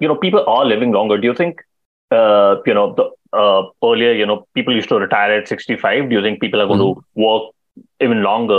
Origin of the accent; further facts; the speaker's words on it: India; I'm from India.